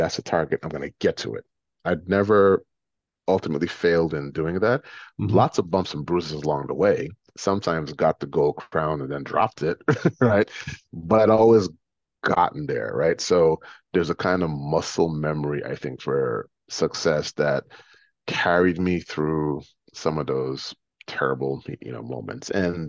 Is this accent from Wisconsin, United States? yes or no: no; New York City, New York, United States; I'm from New York City. Fuck this. Like, this place can't break me.